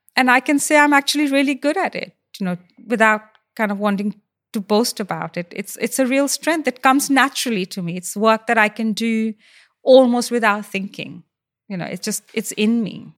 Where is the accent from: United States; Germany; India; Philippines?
India; moved away as an adult; now in United Kingdom; I grew up in India and I didn't face racism